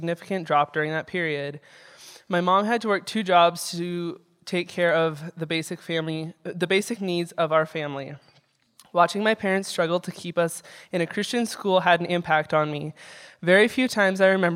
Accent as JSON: {"language": "English", "town": "Belgrade", "region": "Montana", "country": "United States", "tie": "born or raised there", "said": "I grew up in Belgrade and attended Belgrade Public School for the first few years of my education."}